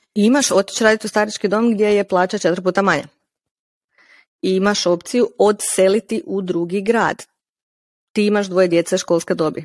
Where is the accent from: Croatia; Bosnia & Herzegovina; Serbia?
Croatia; Slavonski Brod, Brod-Posavina County; Ja sam iz Slavonskog broda